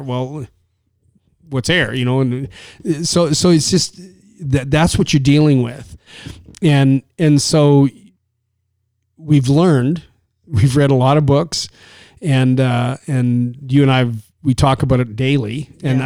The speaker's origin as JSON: {"language": "English", "country": "Canada", "said": "from Canada"}